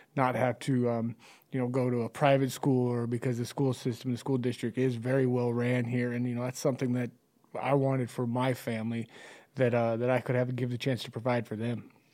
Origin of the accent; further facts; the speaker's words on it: Chadron, Nebraska, United States; growing up in Shattern